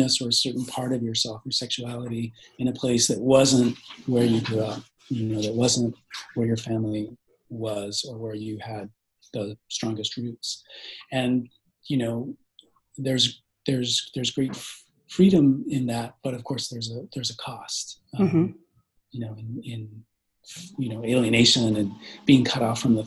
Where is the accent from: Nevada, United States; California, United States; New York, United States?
California, United States; Bay Area; I grew up here in the Bay Area